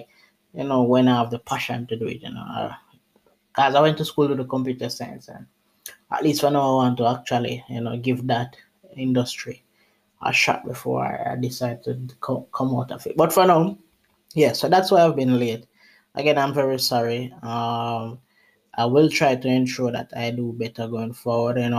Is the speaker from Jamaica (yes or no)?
yes; Jamaica; I'm from Jamaica, but I was away, I was in the Bahamas working. And I'm back in Jamaica now